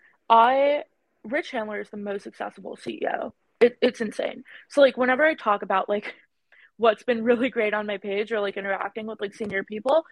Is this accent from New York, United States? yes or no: yes; New York City, New York, United States; accent: vocal fry; I'm Indian, like, culturally. And even though I was born and raised here